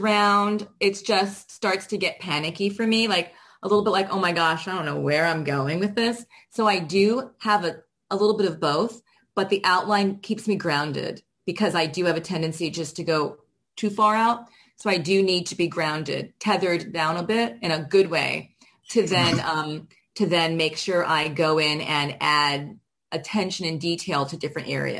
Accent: Miami, Florida, United States; moved away; I'm originally from Miami

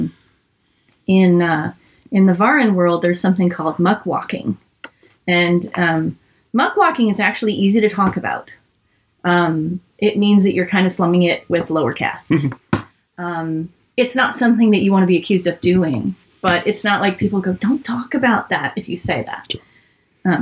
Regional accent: California, United States; I go, really? Me too

